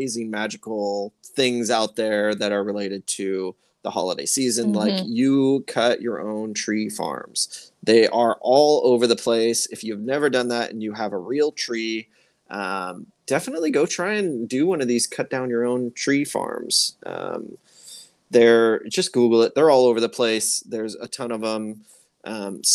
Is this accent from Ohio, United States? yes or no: no; Seattle, Washington, United States; I'm born and raised in Seattle